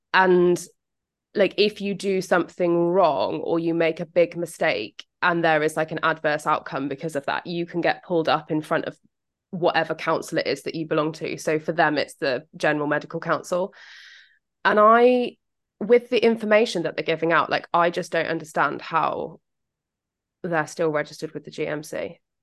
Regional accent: United Kingdom; accent: British; my British accent

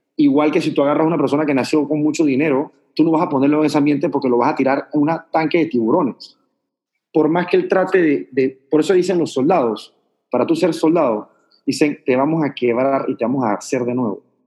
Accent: Panama; yo vengo de Panamá

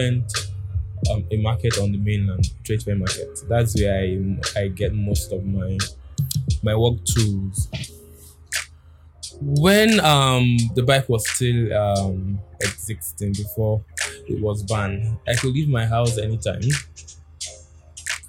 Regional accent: Nigeria

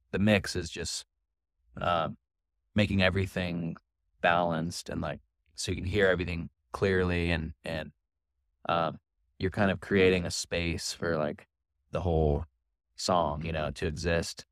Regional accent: Portland, Oregon, United States; I'm from Portland, Oregon

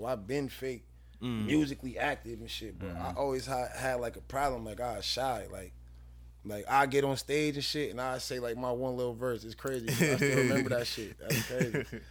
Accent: Buffalo, New York, United States; east side. I grew up on Homicide area, Genesee area. Really the whole Genesee area.

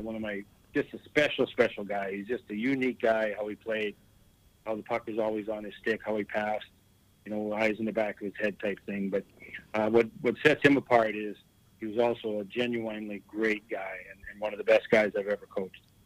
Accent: Kelvington, Saskatchewan, Canada; Calvington was a great place. Uh, it was a perfect place to be raised.

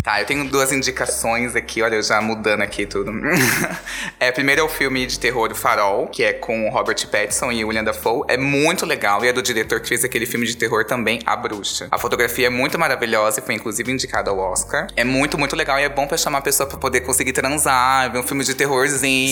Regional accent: Diadema, São Paulo, Brazil; Eu sou de Diadema, do Grande ABC

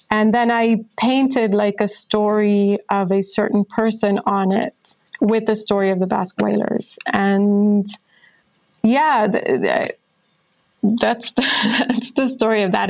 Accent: Israel; I'm from Israel

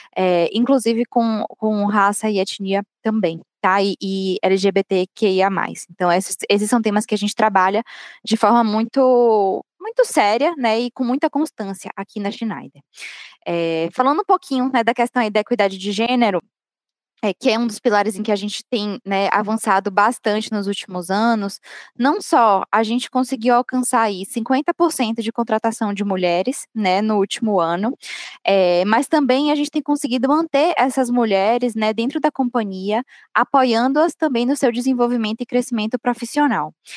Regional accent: Bahia, Brazil; accent: Bahian; sou baiana, vocês devem ter percebido pelo meu sotaque

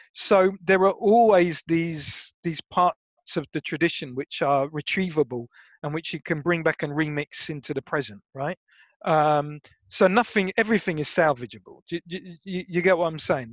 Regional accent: Brighton, South East England, United Kingdom; University of Sussex because I was lazy and it was my hometown. Do you know what I mean? Like it was Brighton

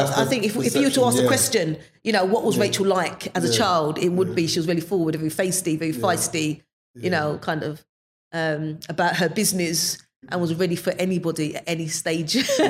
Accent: London, United Kingdom; I was born in, I believe I was born in Mother's Square. That's at Mother's Hospital in Clapton. At the time, my parents would have been living in a manor house. So it's an estate called Amwell Court Estate. And that's where we grew up.

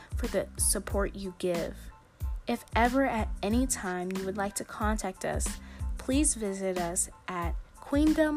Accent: Fayetteville, North Carolina, United States; I'm from Fayetteville, North Carolina

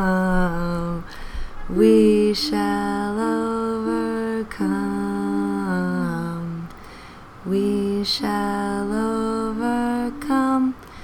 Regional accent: Lake Michigan, Midwest, United States; now in New York City, United States; growing up on Lake Michigan

